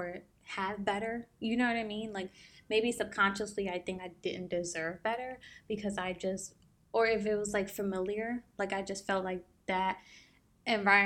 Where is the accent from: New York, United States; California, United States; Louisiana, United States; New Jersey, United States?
New Jersey, United States; moved away; we were born and raised in New Jersey